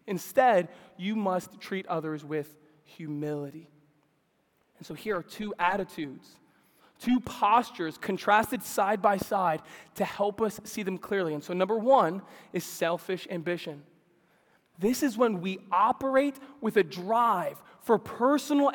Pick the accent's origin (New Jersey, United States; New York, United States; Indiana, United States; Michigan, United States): New York, United States; New York City; Growing up in New York City